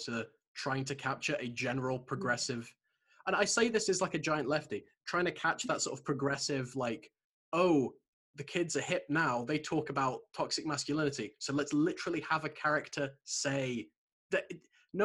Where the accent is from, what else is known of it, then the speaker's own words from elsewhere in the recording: Shropshire, West Midlands, United Kingdom; I grew up in Shropshire, so it's a very sort of conservative place.